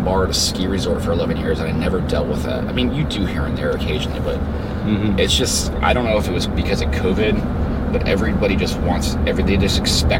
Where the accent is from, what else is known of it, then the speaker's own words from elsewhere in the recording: Fort Lauderdale, Florida, United States; moved away as an adult; also born or lived in Orlando, Florida / Colorado / Hawaii / Michigan; now in Naples, United States; Fort Lauderdale, Florida.